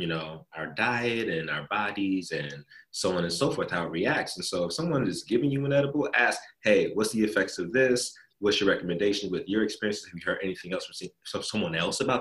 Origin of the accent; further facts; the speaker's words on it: Washington, District of Columbia, United States; also born or lived in Baltimore, Maryland; now in Los Angeles, United States; I'm from DC